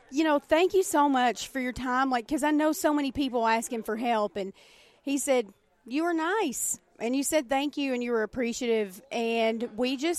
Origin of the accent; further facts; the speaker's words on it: the South, United States; accent: southern; my southern accent